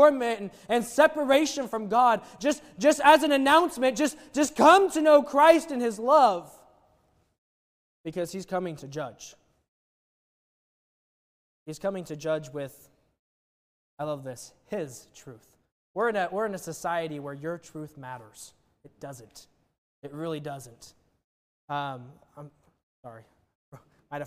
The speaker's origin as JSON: {"language": "English", "town": "Wichita", "region": "Kansas", "country": "United States", "tie": "born or raised there", "moved": "yes", "said": "born and raised in Wichita"}